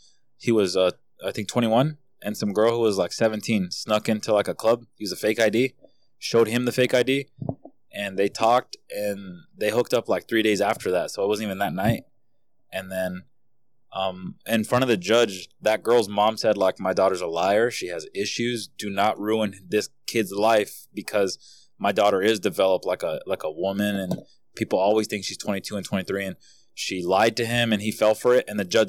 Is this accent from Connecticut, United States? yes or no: no; California, United States; because we're from California. There's other states that don't fuck with that shit.